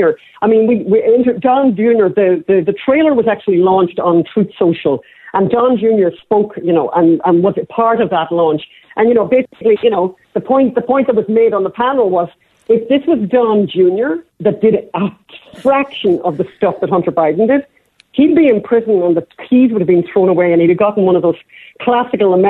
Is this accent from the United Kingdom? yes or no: no; Ireland; We're Irish.